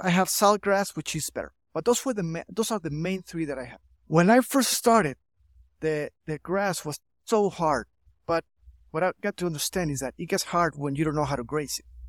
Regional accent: Chihuahua, Mexico; also born or lived in St. Louis, Missouri, United States; I'm here from Chihuahua, Mexico. I've been here all my life.

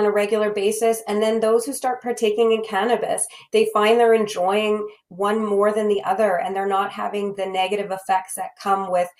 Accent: Manitoba, Canada; you and I, as we both know, are from Manitoba.

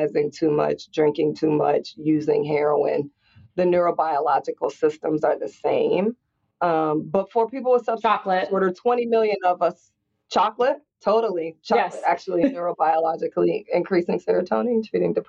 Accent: Indianapolis, Indiana, United States; I grew up in Indianapolis, Indiana in the 80s

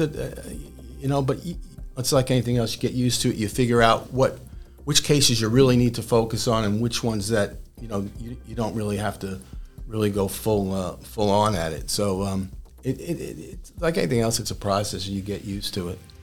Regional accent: New York City, New York, United States; moved away as an adult; also born or lived in Pottstown, Pennsylvania / Harrisburg, Pennsylvania; now in Staten Island, United States; I'm from Brooklyn

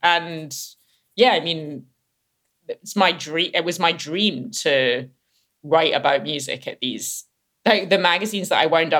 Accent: Glasgow, Scotland, United Kingdom; I grew up in Glasgow in Scotland.

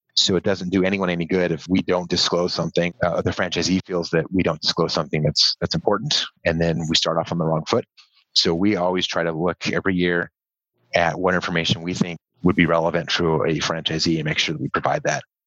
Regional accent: Southern California, United States; moved away as an adult; I grew up in Southern California.

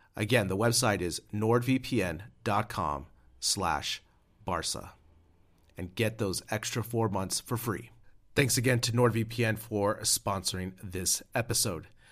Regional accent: United States; now in Madrid, Spain; As an American living abroad

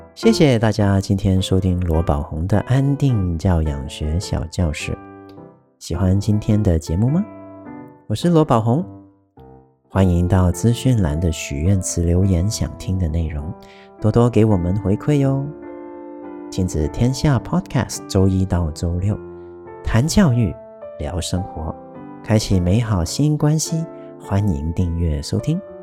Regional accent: Taiwan; 这不是我们台湾人平常会， 会常用的一个发音

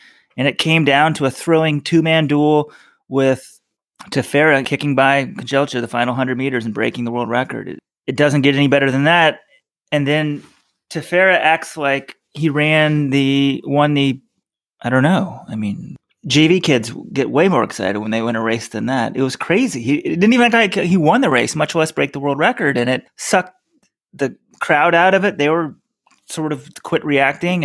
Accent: Texas, United States; being a red-blooded Texan myself

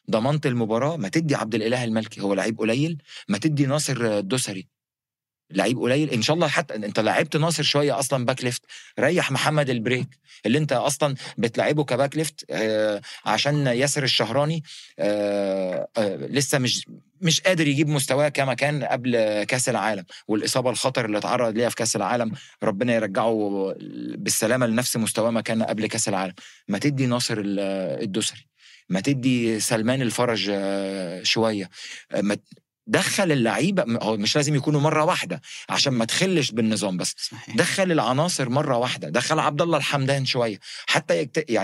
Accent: Egypt; يعني عارف زي عندنا في مصر لو في شجاع يوريني نفسه يوقف لي

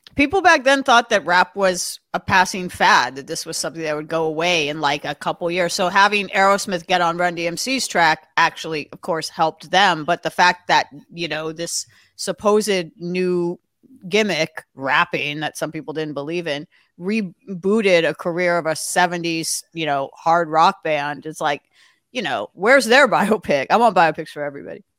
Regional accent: Los Angeles, California, United States; I grew up in Los Angeles

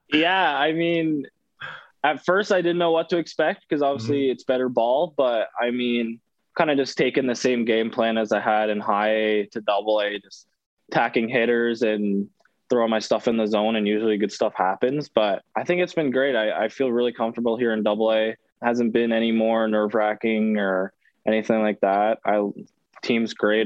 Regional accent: Canada; moved away as an adult; hockey's obviously the big sport where I'm from

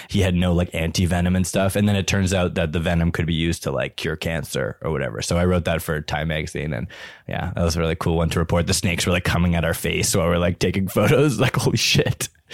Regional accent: Ottawa, Ontario, Canada; I grew up in Ottawa

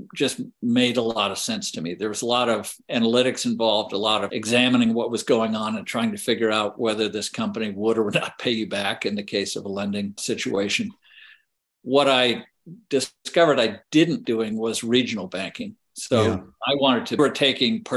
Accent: Charlottesville, Virginia, United States; also born or lived in Lexington, Virginia; I grew up in Charlottesville, Virginia, which is the middle of the state of Virginia

